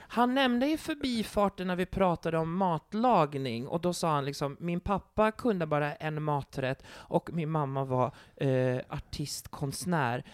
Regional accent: Sweden; jag är från Sverige

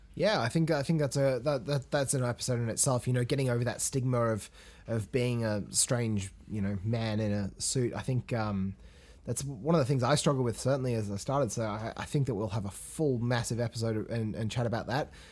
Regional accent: England, United Kingdom; moved away; I grew up in England

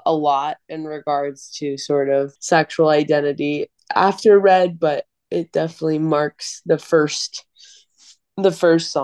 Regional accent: Long Island, New York, United States; also born or lived in Phoenix, Arizona; moved to Long Island, where I went to performing arts school

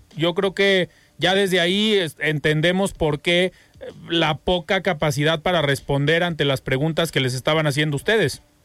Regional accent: Mexico; aquí en Jalisco y en nuestro país

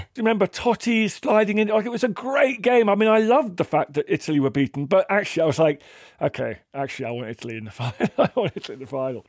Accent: England, United Kingdom; being English.

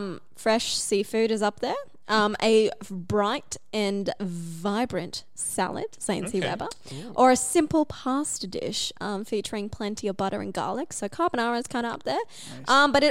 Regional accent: Cairns, Queensland, Australia; I'm from Cairns

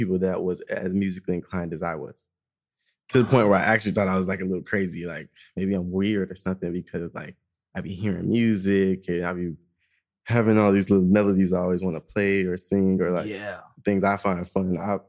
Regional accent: Orlando, Florida, United States; just the west side of Orlando, man. Yeah. Born and raised.

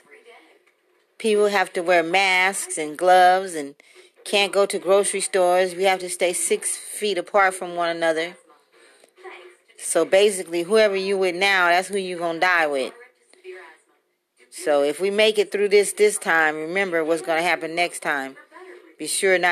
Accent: Compton, California, United States; now in Las Vegas, United States; I am from Compton, currently residing in Las Vegas

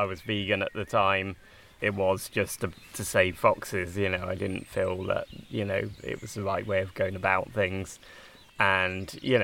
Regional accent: Bedfordshire and Buckinghamshire, England, United Kingdom; moved away as an adult; also born or lived in Exeter; I grew up in Bedfordshire and then Buckinghamshire.

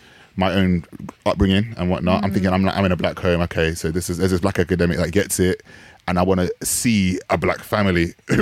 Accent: United Kingdom; my identity as a Jamaican, British born Jamaican person and being part of the Caribbean

